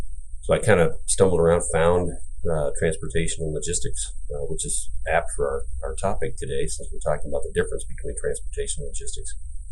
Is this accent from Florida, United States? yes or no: no; south of Des Moines, central Iowa, United States; I grew up in central Iowa. I'm an Iowa native. Grew up just a little south of Des Moines.